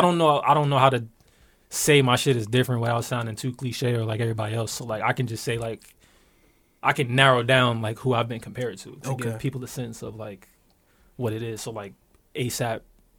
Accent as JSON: {"language": "English", "town": "Newark", "region": "New Jersey", "country": "United States", "lives_now": "West Orange, United States", "said": "I moved around a little bit though. Right now I live in West Orange though. But I'm from Newark, Ivy Hill."}